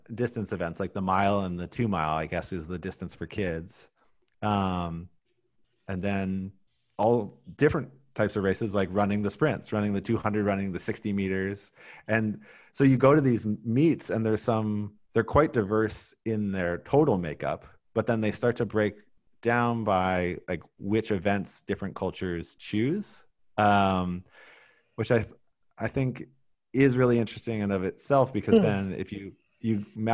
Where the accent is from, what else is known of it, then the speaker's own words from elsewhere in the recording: Oregon, United States; I grew up in Oregon in the 80s.